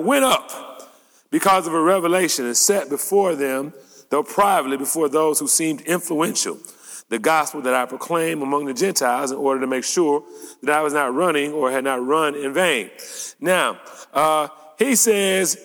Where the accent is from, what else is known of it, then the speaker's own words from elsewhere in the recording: United States; also born or lived in Detroit; As American Christians